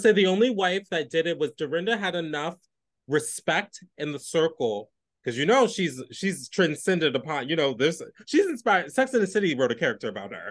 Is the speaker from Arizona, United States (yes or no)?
no; New York City, New York, United States; as a New Yorker